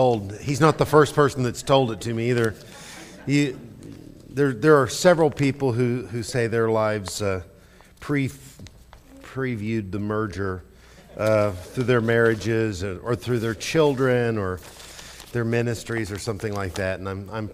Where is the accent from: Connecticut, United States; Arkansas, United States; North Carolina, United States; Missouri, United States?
Missouri, United States; Lebanon; I'm from Southwest Missouri originally, down in near Lebanon, Missouri.